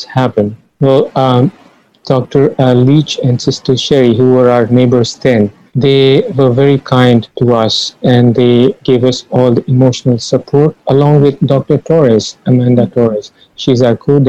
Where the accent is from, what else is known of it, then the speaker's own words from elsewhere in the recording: Ranchi, Jharkhand, India; moved away as an adult; now in Guyana; I reached my hometown, which is Ranchi